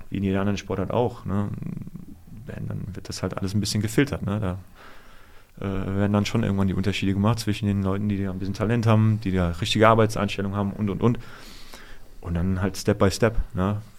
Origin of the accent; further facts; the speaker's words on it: Offenbach, Hesse, Germany; Also wie gesagt, ich komme hier aus der Gegend, ich komme aus Offenbach.